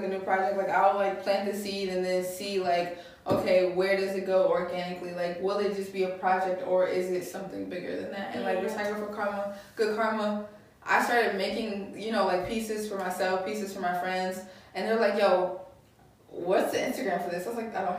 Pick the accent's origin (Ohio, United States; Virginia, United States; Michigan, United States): Michigan, United States; Buchanan; also born or lived in Detroit; A small town in Michigan called Buchanan.